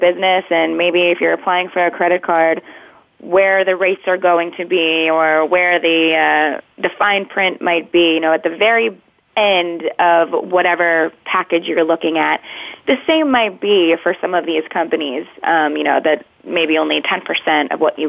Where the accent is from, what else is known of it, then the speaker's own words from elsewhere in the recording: New Jersey, United States; now in Washington, D.C., United States; I'm originally from New Jersey